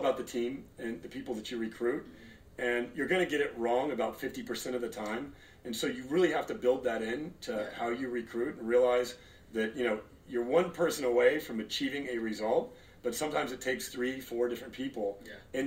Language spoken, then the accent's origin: English; Los Angeles, California, United States; also born or lived in Torrance, California / Detroit, Michigan; I was born in Torrance, grew up in the Valley, and now we're in the Hollywood Hills.